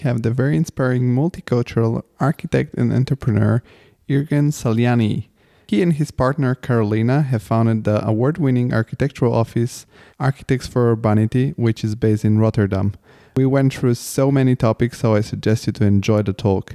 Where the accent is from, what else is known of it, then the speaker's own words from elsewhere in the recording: Italy; English is a second language; also born or lived in Bulgaria; I've moved to Italy when I was 7.